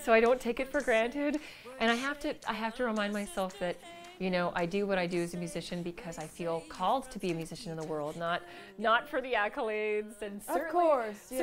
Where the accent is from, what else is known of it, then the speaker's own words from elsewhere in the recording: Vancouver, British Columbia, Canada; moved away; I'm from Vancouver